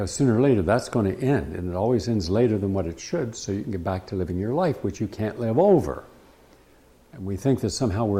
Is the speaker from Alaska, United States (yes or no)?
no; West Virginia, United States; some of these guys I grew up with in West Virginia